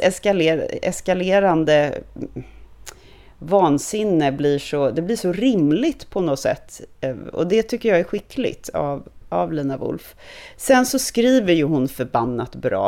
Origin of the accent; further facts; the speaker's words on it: Stockholm, Stockholm County, Sweden; also born or lived in United States / Hong Kong / France; jag är född och uppvuxen i Stockholm, att jag är stockholmare